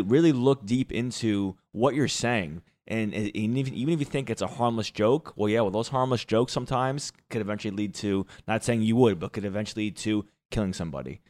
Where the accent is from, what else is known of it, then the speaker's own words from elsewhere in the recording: Jersey Shore, New Jersey, United States; I am from the Jersey Shore. Uh, the Jersey Shore. Um, I am from a beach town